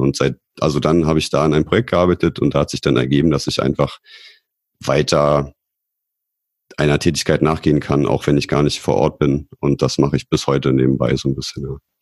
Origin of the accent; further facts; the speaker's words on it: Potsdam, Brandenburg, Germany; ich bin auch aus Potsdam